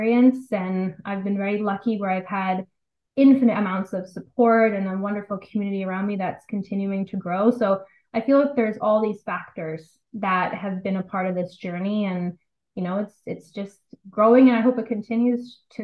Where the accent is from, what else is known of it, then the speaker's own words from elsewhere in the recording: London, Ontario, Canada; now in Toronto, Canada; It all started actually in London, Ontario. I was born and raised in London. I'm in Toronto now.